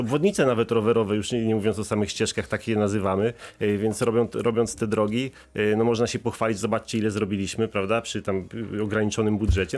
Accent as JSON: {"language": "Polish", "town": "Wrocław", "region": "Lower Silesian Voivodeship", "country": "Poland", "said": "u nas we Wrocławiu"}